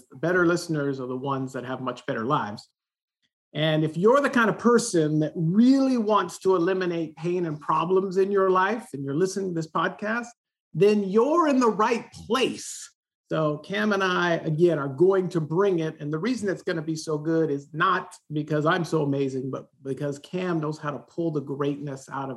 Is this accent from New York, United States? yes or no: no; Southern California, United States; I grew up here in Southern California.